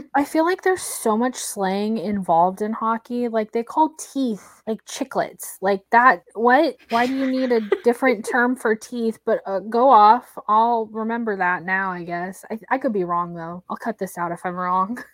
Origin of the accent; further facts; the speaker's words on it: Oklahoma, United States; I'm from Oklahoma